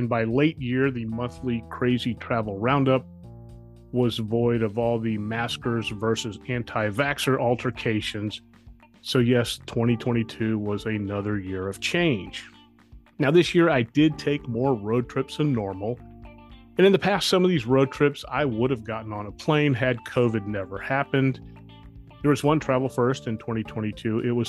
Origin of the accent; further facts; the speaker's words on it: Dallas, Texas, United States; born there; I was born in Dallas, Texas, and have lived there twice